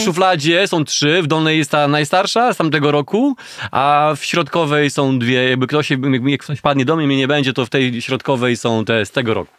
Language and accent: Polish; Gorzów Wielkopolski, Lubusz Voivodeship, Poland; now in Warsaw, Poland; w Gorzowie Wielkopolskim, na osiedlu Staszica, skąd pochodzę w ogóle